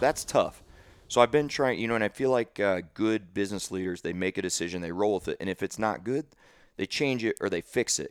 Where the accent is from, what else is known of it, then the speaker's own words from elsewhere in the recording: St. Louis, Missouri, United States; now in Dallas, United States; I was from Saint Louis